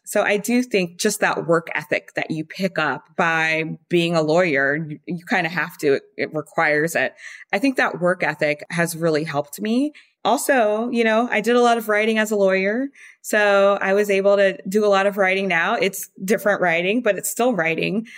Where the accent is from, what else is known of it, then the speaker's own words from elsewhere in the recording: Baton Rouge, Louisiana, United States; moved away as an adult; also born or lived in France; now in New York City, United States; I grew up in Baton Rouge, born and raised till I left for college.